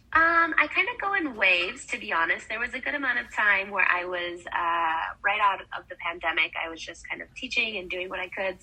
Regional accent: Wisconsin, United States; now in Arizona, United States; I grew up in Wisconsin, so it was like agricultural farm town.

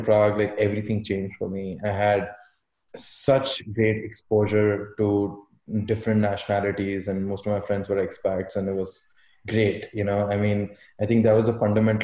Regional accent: Delhi, India; I was born and brought up in Delhi.

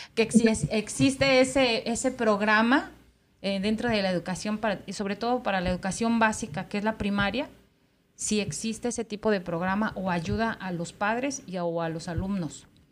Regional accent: Mexico; now in United States; Acá en Estados Unidos, sobre todo en la gente que somos eh, mexicanos y tenemos nuestros hijos

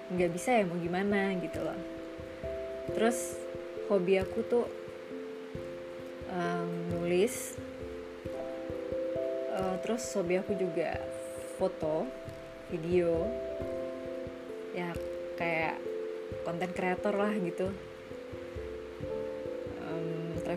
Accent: Padang, West Sumatra, Indonesia; aku asli Sumatera Barat lahir di Padang

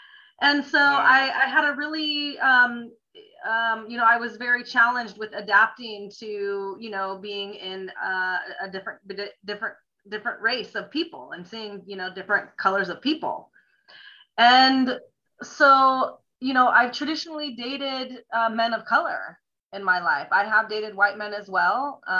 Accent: Italy; also born or lived in Greece; now in United States; I grew up in Europe. I grew up overseas in Italy and Greece. And when we came back to the States, I thought that we were living amongst aliens, believe it or not.

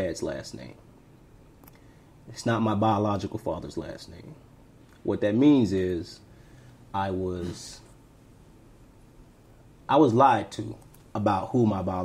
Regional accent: Tampa, Florida, United States; also born or lived in Alabama; I was born and raised in Tampa. I grew up in between Temple Park and Central Park

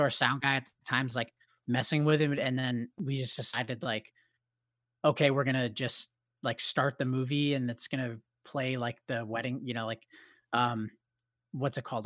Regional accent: Canada; we have this band, we're from Canada

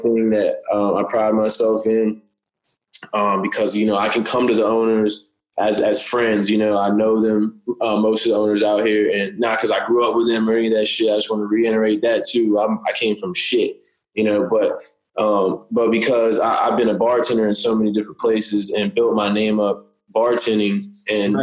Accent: Windsor, Virginia, United States; moved away; also born or lived in Norfolk, Virginia; I'm from Windsor near Suffolk

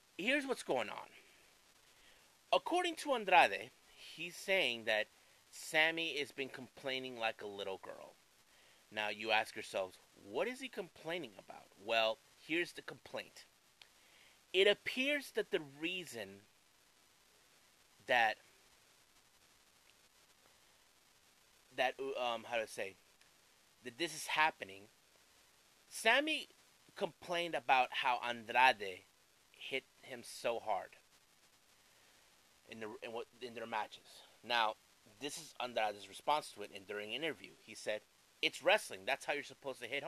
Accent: San Diego, California, United States; my hometown of San Diego

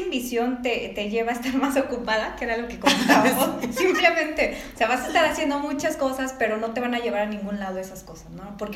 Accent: Mexico City, Mexico; now in León, Mexico; hace tres años yo vengo de la Ciudad de México, entonces llego aquí a León sin ningún contacto más que la familia de mi esposo.

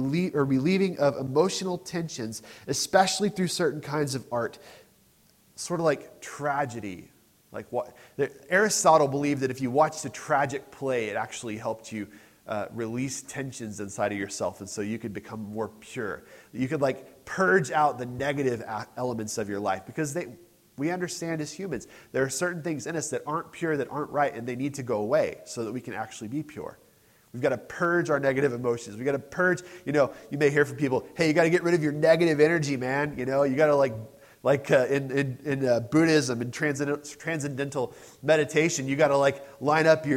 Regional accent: United States; I'm too American sometimes.

